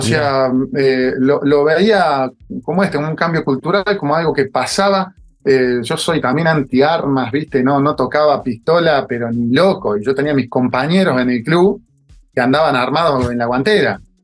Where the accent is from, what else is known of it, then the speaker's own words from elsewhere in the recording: Río Cuarto, Córdoba, Argentina; moved away as an adult; also born or lived in Buenos Aires; vengo de estudiante de Río Cuarto